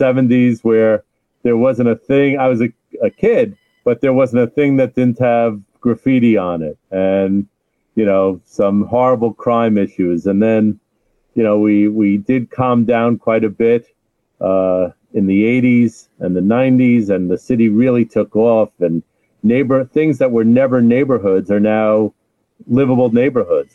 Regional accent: New York City, New York, United States; also born or lived in Brooklyn / Manhattan; I'm a lifelong New Yorker. I was born in the Bronx. I now live in Brooklyn.

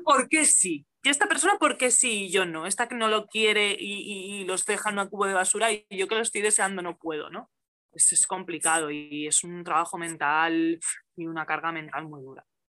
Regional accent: Valencian Community, Spain; moved away as an adult; now in El Molar, Spain; soy, soy valenciana, sí, de la Terreta

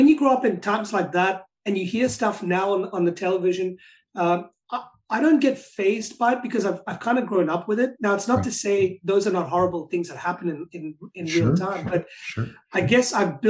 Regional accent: Pakistan; now in Australia; I was born in Pakistan, which is a Muslim country, but I'm a Catholic

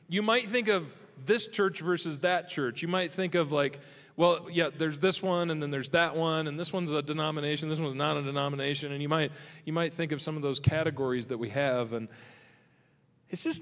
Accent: Michigan, United States; so I can come out here and remember what sunshine feels like because I'm from Michigan. So I, I, I, come out here from Michigan.

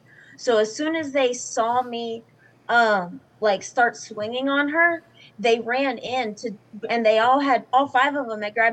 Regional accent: the South, United States

